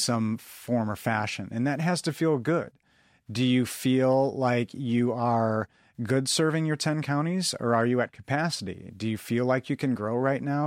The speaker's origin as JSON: {"language": "English", "region": "Midwest", "country": "United States", "tie": "born or raised there", "said": "growing up as a Midwesterner"}